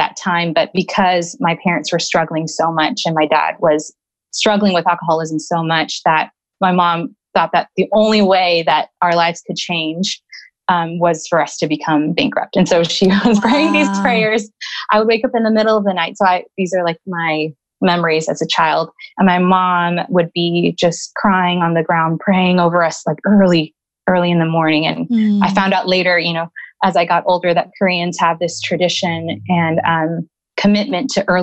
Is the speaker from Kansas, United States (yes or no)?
no; Los Angeles, California, United States; also born or lived in Downey, California / Santa Monica, California; I was born in Downey, California. And I lived there until fifth grade